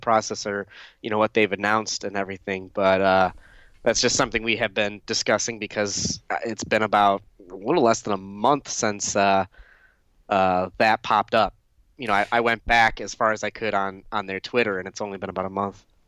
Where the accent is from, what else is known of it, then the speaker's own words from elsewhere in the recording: Detroit area, Michigan, United States; close to my hometown. Dearborn's, you know, fifteen, twenty minutes from where I live